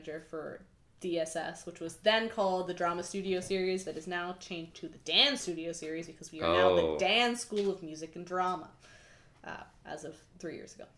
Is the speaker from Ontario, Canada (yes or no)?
yes; Oakville, Ontario, Canada; also born or lived in Kingston, Ontario; I'm from Oakville, Ontario